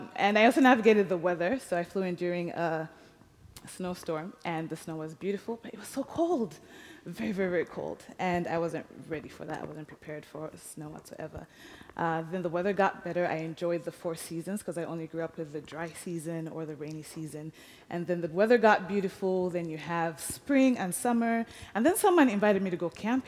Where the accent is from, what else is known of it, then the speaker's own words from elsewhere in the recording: Uganda; moved away; I was born and raised in Uganda, and I grew up at this village, Waringa Village